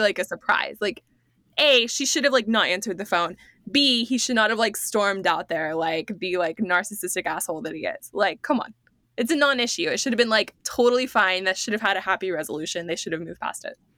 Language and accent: English; United States